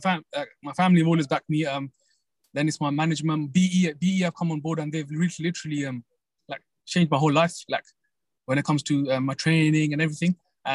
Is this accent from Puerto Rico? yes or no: no; United Kingdom; Like, being British and Pakistani, it's like you hit both markets.